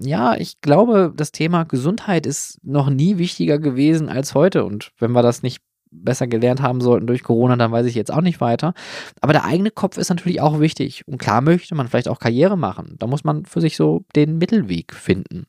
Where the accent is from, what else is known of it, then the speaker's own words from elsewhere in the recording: Germany; hier bei uns in Deutschland